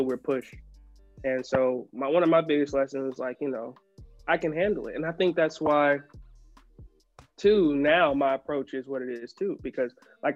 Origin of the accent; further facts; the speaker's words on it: South Carolina, United States; I'm from the South, you know, I'm from South Carolina.